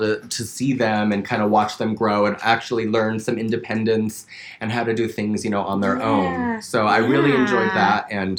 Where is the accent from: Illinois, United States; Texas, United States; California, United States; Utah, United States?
Utah, United States; And growing up in Utah.